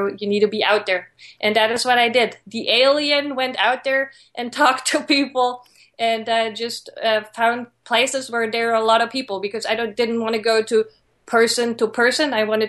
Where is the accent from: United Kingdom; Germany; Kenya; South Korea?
Germany; moved away; I came from Germany and I didn't know anyone.